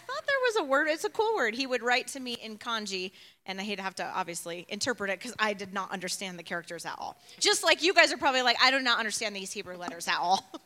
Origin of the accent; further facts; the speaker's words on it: Chicago, Illinois, United States; also born or lived in Tucson; now in Flagstaff, United States; I was born in Chicago.